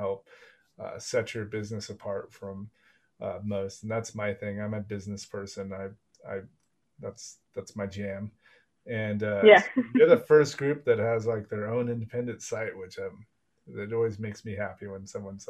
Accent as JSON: {"language": "English", "region": "Texas", "country": "United States", "moved": "as an adult", "lives_now": "Europe", "said": "I'm from Texas"}